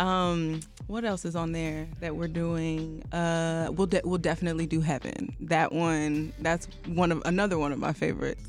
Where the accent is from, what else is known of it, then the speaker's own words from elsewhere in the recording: Chicago, Illinois, United States; also born or lived in Nigeria; I'm Nigerian, I am American